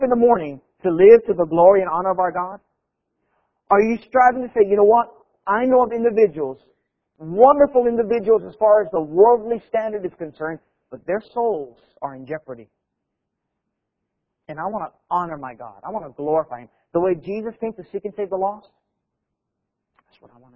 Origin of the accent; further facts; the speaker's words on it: Hawaii, United States; I grew up in Hawaii